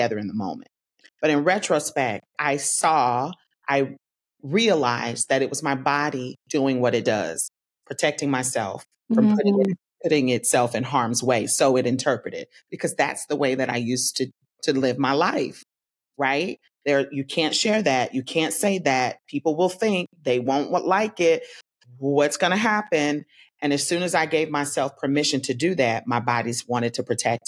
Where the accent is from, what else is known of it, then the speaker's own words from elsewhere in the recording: Tallahassee, Florida, United States; I'm from Tallahassee